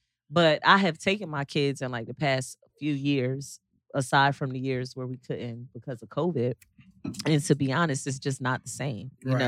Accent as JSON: {"language": "English", "region": "New Jersey", "country": "United States", "said": "Yeah, but I'm from Jersey."}